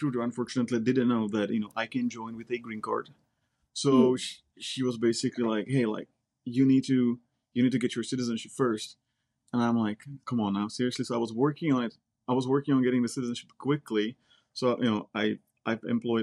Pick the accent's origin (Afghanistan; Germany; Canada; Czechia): Czechia; English is a second language; moved away as an adult; also born or lived in Silicon Valley, United States; now in United States; I'm originally from the Czech Republic. I came over here back in 2006.